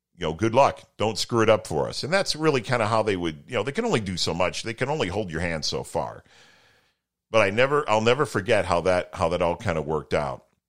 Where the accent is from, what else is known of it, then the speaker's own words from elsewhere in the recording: Toledo, Ohio, United States; where I grew up in Toledo